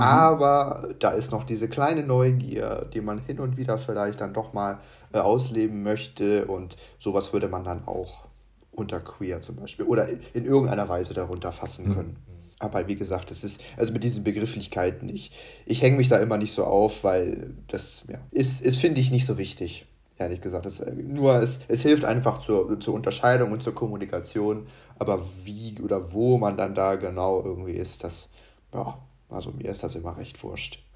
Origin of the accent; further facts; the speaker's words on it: Munich, Bavaria, Germany; bin aus München, also aus Bayern